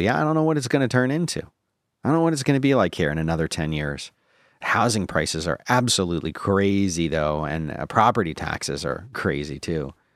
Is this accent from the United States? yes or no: yes; Philadelphia, Pennsylvania, United States; moved away; also born or lived in Abington, Pennsylvania; I grew up in Philadelphia where we had the Mummers Day Parade